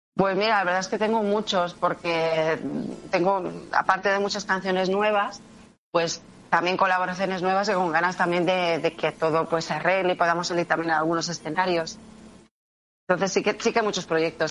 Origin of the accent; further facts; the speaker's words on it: Barcelona, Catalonia, Spain; yo nací en Barcelona, lo que mi padre y mis abuelos son de Jaén